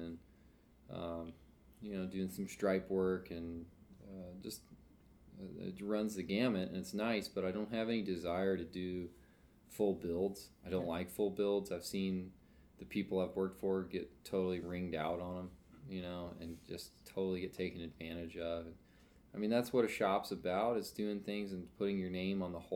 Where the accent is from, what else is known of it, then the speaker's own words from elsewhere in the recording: Kentucky, United States; now in Lancaster, United States; I'm from Kentucky